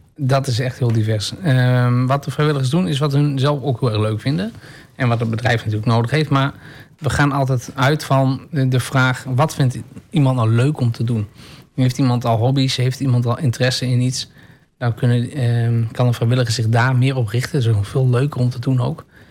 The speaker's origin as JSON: {"language": "Dutch", "town": "Enschede", "region": "Overijssel", "country": "Netherlands", "tie": "born or raised there", "also_born_or_lived": "Almelo", "said": "toen ik als jongetje, uh, eh, Enschede's jongetje van, twee, van 15 jaar"}